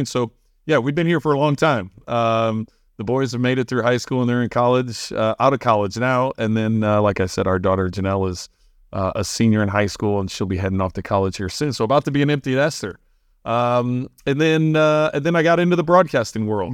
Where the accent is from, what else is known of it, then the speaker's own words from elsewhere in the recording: St. Louis, Missouri, United States; moved away as an adult; also born or lived in Bloomington, Illinois; I grew up in Saint Louis 'cause we were there, you know, all the way from ten years old until, until I left to college